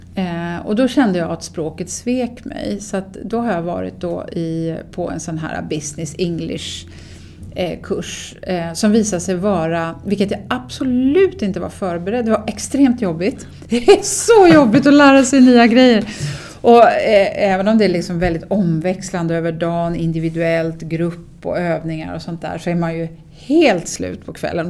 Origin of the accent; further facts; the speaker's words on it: Sweden; som svensk